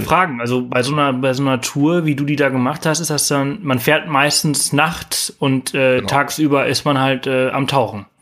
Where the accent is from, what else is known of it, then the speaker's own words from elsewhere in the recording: Mallorca, Balearic Islands, Spain; moved away; früher auf Mallorca, äh, wo ich aufgewachsen bin